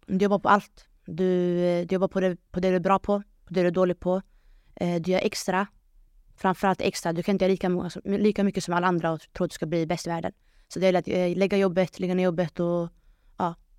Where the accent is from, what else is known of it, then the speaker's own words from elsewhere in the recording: Sweden; jag som invandrare, invandrartjej eh, från förorten